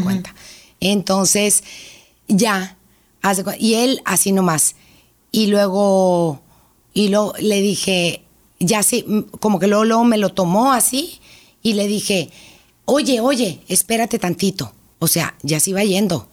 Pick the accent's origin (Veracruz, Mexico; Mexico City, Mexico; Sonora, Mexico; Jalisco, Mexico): Sonora, Mexico; Hermosillo; Yo nací aquí en Hermosillo, tengo 54 años